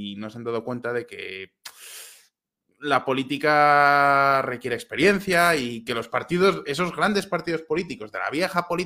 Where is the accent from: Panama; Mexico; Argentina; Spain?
Spain; moved away as an adult; Yo me fui de España porque estaba desencantado con lo que estaba haciendo el PP en aquel momento.